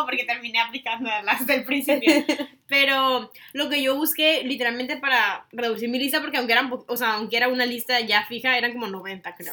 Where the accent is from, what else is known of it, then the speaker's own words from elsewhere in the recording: Tijuana, Baja California, Mexico; now in Singapore; yo en mi país, o sea, si me hubiera quedado en Tijuana